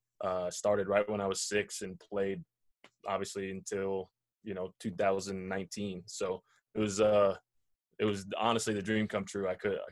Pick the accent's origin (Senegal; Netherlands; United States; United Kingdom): United States; Boulder, Colorado; also born or lived in Nebraska; I was born and raised here in Colorado. I grew up in Boulder. I grew up going to Buffs camps, you know. My mother was a Buff.